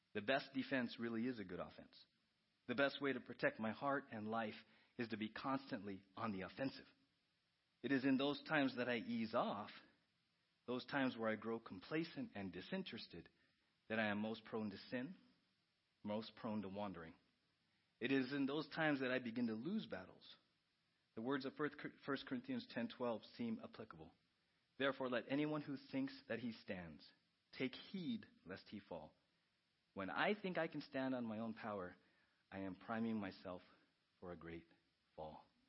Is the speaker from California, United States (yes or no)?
yes; San Diego, California, United States; I grew up in San Diego as a Padre fan